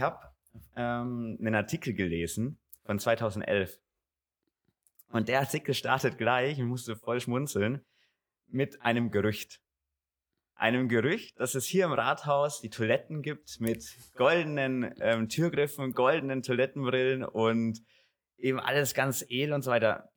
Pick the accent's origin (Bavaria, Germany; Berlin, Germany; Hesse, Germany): Bavaria, Germany; Gundremmingen; In meiner Heimat, ich bin hier aufgewachsen in Gundremmingen